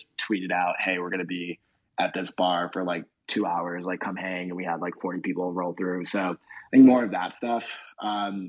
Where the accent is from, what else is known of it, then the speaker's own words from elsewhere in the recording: Rochester, New York, United States; moved away; I'm from Rochester, New York. Joe, our head of product management, is from Rochester. We literally grew up like 10 minutes away from each other.